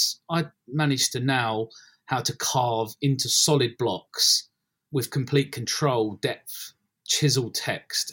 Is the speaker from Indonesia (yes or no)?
no; London, United Kingdom; also born or lived in Ilford / Essex; I grew up in Bethnal Green and gradually moved out into Essex, East London, Essex, that kind of way.